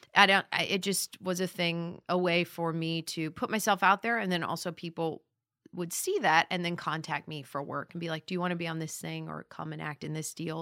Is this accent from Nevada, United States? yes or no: yes; Las Vegas, Nevada, United States; born or raised there; moved away as an adult; also born or lived in Boulder, Colorado; now in Los Angeles, United States